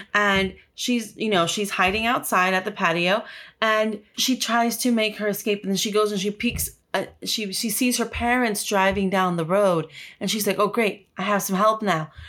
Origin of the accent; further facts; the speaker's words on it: Los Angeles, California, United States; I grew up in South Central